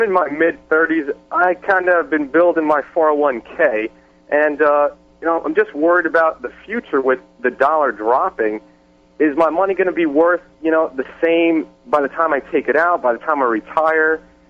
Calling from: Florida, United States

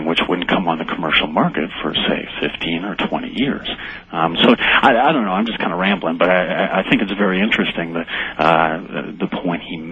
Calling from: Boulder, Colorado, United States; I'm calling from Boulder, actually.

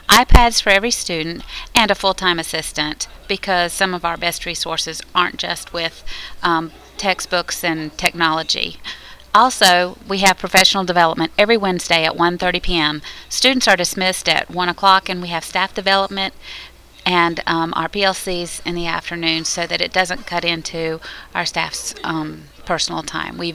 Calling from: Chapel Hill, North Carolina, United States; from Chapel Hill, North Carolina

